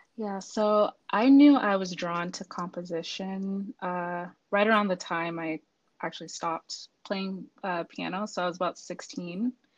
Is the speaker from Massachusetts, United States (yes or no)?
yes; Boston, Massachusetts, United States; now in Virginia, United States; I'm actually originally from Boston, Massachusetts